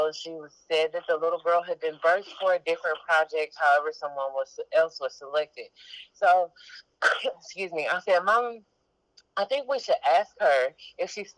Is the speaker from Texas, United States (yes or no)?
yes; Galveston, Texas, United States; I was born and raised in Galveston, Texas